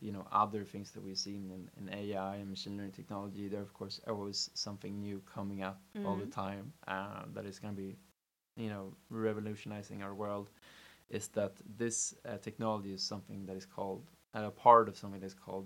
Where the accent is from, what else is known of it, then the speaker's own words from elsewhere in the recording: Stockholm, Stockholm County, Sweden; born and raised in Stockholm